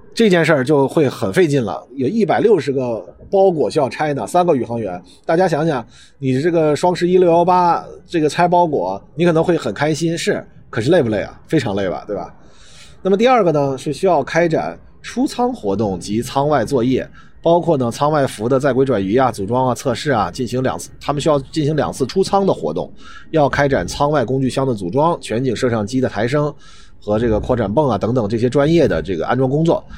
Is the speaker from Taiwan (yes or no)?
no; China; 我们中国人